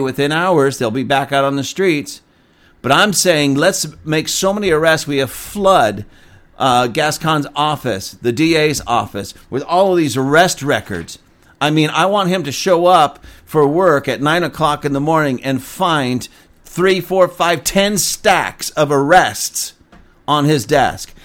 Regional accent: Lancaster, United States; right here in my city, in my hometown.

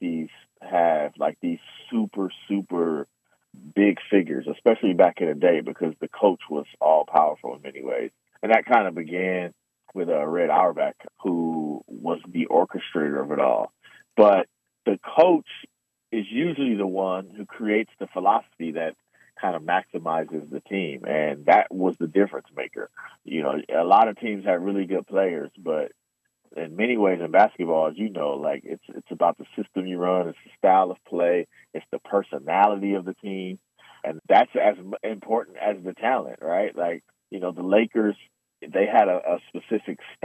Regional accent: Oakland, California, United States; I'm from Oakland

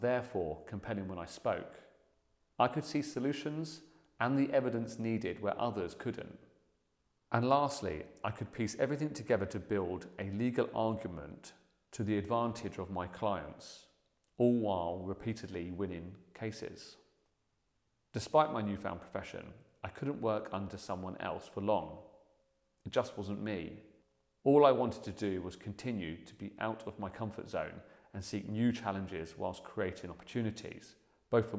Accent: Buckinghamshire, South East England, United Kingdom; I grew up in the Buckinghamshire countryside

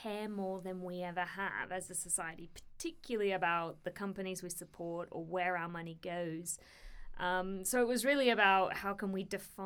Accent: Australia; moved away as an adult; also born or lived in India; now in United Kingdom; born and bred in Australia, but have lived in the United Kingdom here for the past nearly 7 years

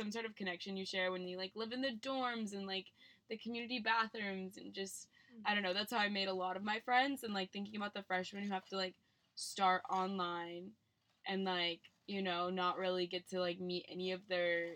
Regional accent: Mesa, Arizona, United States; also born or lived in Rhode Island; we're both from Mesa, Arizona

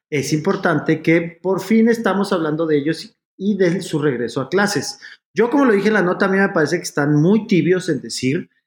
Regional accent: Mexico; como mexicanos, básicamente.

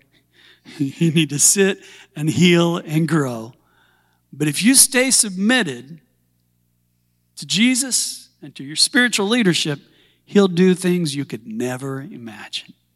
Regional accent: Southern Illinois, United States; moved away as an adult; also born or lived in Forgotten Islands; I was born and raised in industry in Little Assembly of God Church there.

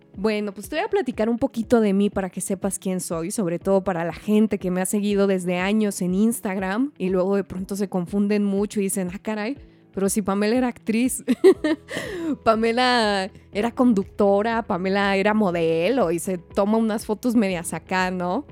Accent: Hidalgo del Parral, Chihuahua, Mexico; moved away as an adult; now in Mexico City, Mexico; yo nací en Parral, soy del mineral del Parral, allá por donde mataron a Pancho Villa. Una ciudadcita bien bonita, pero bonita, minera, y pues me salí de ahí como a los 18 años

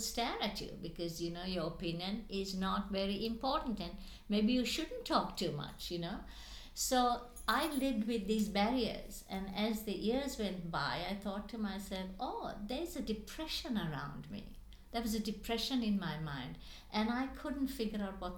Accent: Sri Lanka; moved away; I was born in Sri Lanka

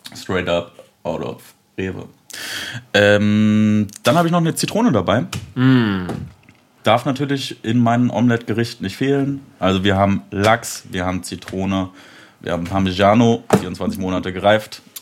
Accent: Leipzig, Saxony, Germany; also born or lived in Bremen; Ich komme eigentlich aus Leipzig, arbeite da in einem Fahrradladen

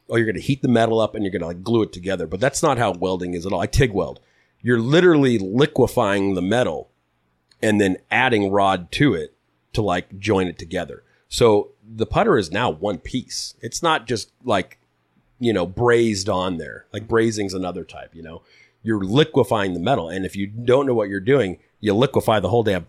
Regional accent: Huntington Beach, California, United States; also born or lived in Arizona; I grew up in Huntington Beach, born and raised

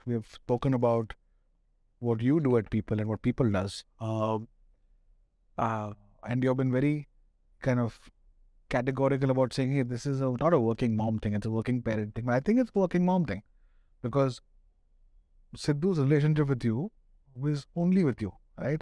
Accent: Pune, Maharashtra, India; now in Delhi, India; I'm from Pune

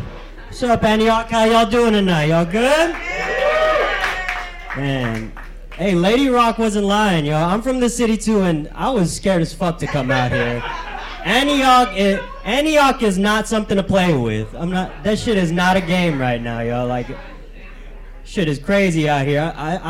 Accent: Philippines; Yeah, I've been told I'm a bad representation of the Hispanic community, which makes sense because I'm Filipino.

